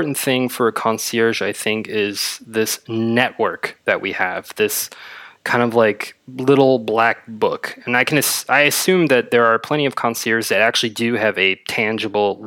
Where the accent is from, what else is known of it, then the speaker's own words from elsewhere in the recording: Berlin, Germany; I'm from Berlin, born and raised.